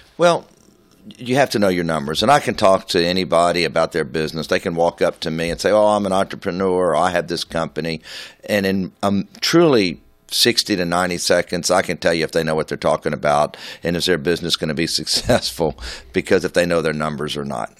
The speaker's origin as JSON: {"language": "English", "town": "Houston", "region": "Texas", "country": "United States", "tie": "born or raised there", "said": "to have been around so long in my hometown"}